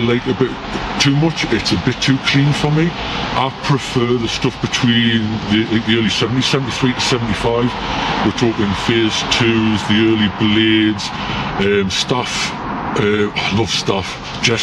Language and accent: English; Newcastle upon Tyne, North East England, United Kingdom; also born or lived in Peterlee, County Durham; Moved to Newcastle when I was about 9, 10 years old. I moved from Durham